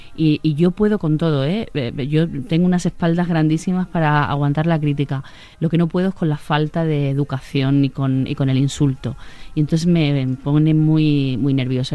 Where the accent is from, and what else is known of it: Sanlúcar de Barrameda, Andalusia, Spain; born or raised there; also born or lived in Catalonia